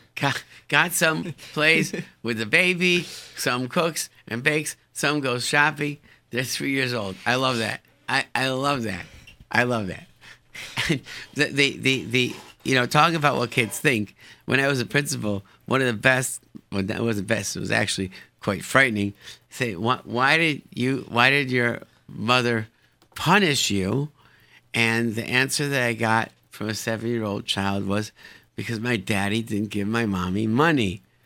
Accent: Rochester, New York, United States; moved away; grew up in Rochester, New York.

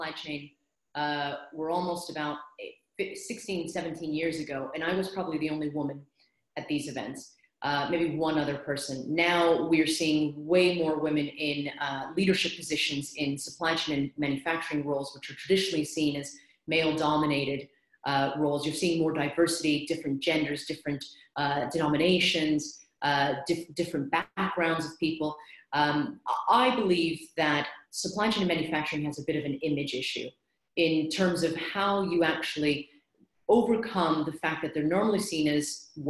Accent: United States; accent: American; moved away as an adult; now in London, United Kingdom; by my accent, you can tell that I'm American, although I've lived here in London for 18 years now

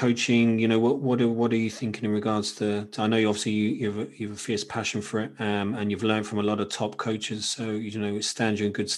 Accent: Cambridge, East of England, United Kingdom; that's where I grew up, Cambridge, it's my hometown club.

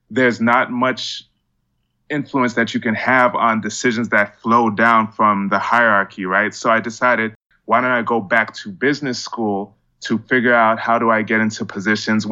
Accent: Miami, Florida, United States; moved away as an adult; also born or lived in Georgia; So I'm from Miami, grew up really interested in technology

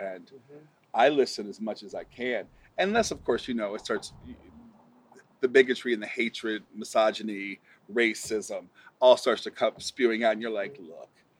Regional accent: Alton, Illinois, United States; growing up in a small town, you know, I see that. So I'm from Alton, Illinois. It is a town of about 30,000 people.

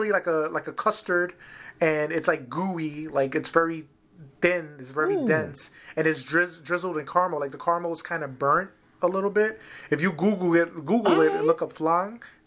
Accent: New York City, New York, United States; growing up in Harlem

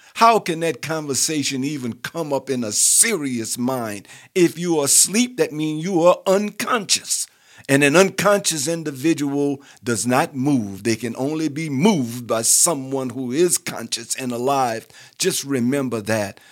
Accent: New Orleans, Louisiana, United States; I was raised in New Orleans

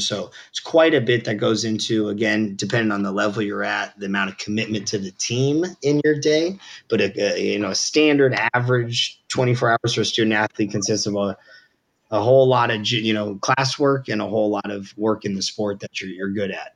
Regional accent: Southern California, United States; I grew up on Reed in uh, Southern California

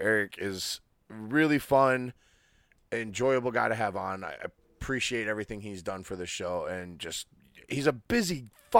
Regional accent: Michigan, United States

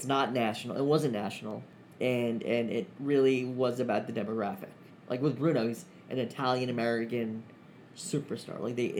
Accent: Pakistan; Well, I'm from Pakistan.

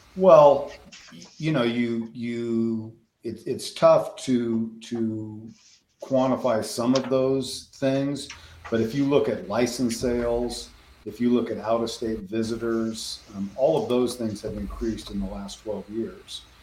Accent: Denver, Colorado, United States; moved away as an adult; now in Western Kansas, United States; I grew up in the Denver metro area

